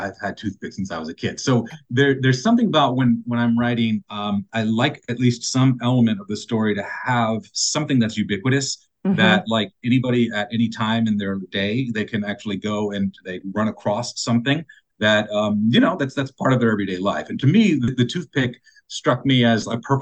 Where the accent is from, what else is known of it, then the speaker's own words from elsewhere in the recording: South Florida, United States; also born or lived in Indiana; I was born in Indiana, and then I moved down to South Florida when I was like 10 or 11 years old.